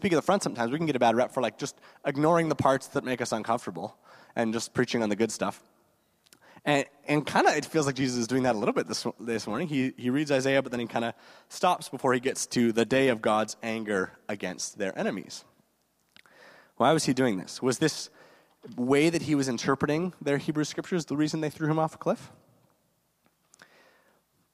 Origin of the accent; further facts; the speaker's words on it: Guelph, Ontario, Canada; now in Kitchener-Waterloo, Canada; I didn't grow up here in KW. I grew up in Guelph, so not too far away